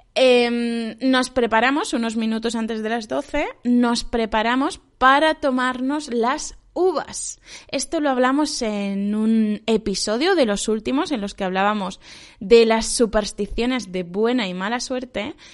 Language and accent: Spanish; Spain; also born or lived in China; en mi pueblo